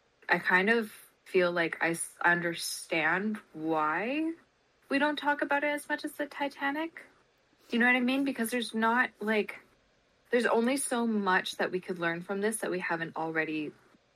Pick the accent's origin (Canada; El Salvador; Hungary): Canada; as a Canadian